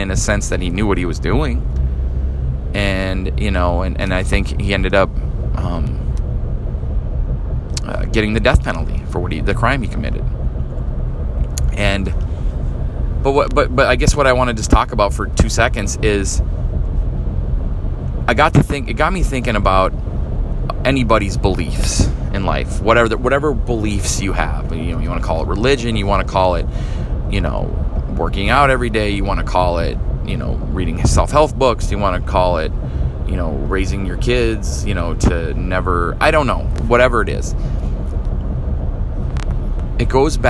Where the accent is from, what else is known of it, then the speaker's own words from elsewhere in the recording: Midwest, United States; moved away; I'm from the Midwest, and fall here is the reverse of the Midwest.